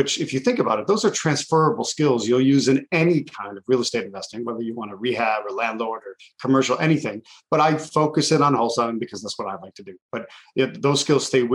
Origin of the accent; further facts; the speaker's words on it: Buffalo, New York, United States; I grew up right on the border. I'm from Buffalo, New York